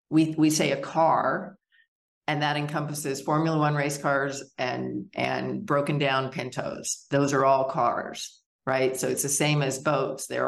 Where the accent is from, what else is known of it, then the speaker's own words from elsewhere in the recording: Wyoming, United States; also born or lived in Arkansas; I was born in Arkansas, and my father's business uh, moved us to Wyoming, where I developed a huge love and respect for nature and being outside